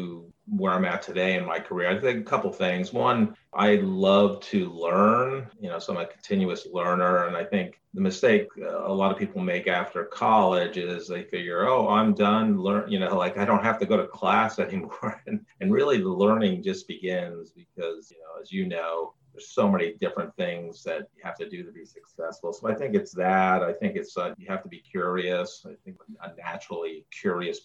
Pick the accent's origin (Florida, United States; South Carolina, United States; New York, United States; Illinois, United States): New York, United States; I grew up in New York